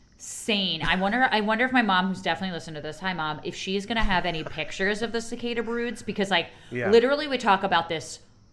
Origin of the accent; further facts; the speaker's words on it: Montclair, New Jersey, United States; my hometown of Montclair, New Jersey